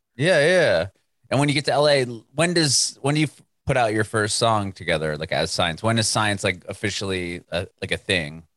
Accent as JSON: {"language": "English", "town": "San Diego", "region": "California", "country": "United States", "tie": "born or raised there", "said": "I was born and raised there."}